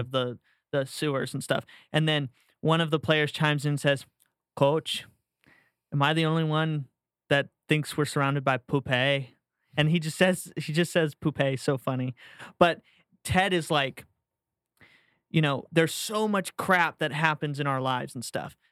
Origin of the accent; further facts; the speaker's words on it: St. Petersburg, Florida, United States; moved away; also born or lived in Tampa, Florida / Jacksonville, Florida; I was born and raised in Saint Pete